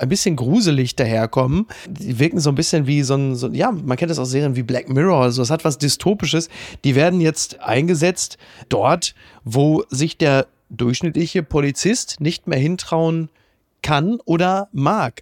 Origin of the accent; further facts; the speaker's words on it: Castrop-Rauxel, North Rhine-Westphalia, Germany; in Castro rauxel wo ich herkomme